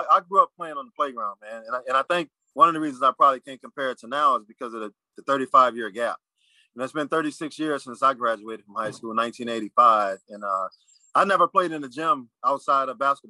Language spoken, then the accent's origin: English; New Orleans, Louisiana, United States; moved away as an adult; also born or lived in Seattle; born and raised in New Orleans, an area called the Lower Ninth Ward